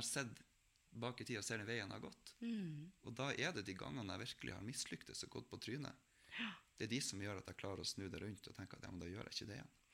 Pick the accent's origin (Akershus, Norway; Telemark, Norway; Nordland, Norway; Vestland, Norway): Nordland, Norway; Melbu; hjemme på Melbu